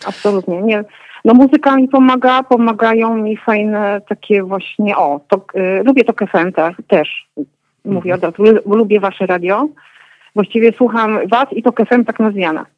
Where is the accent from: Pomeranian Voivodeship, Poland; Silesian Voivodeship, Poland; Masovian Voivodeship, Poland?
Masovian Voivodeship, Poland; Warsaw; now in Kraków, Poland; moje dzieciństwo z Warszawy z lat komunistycznych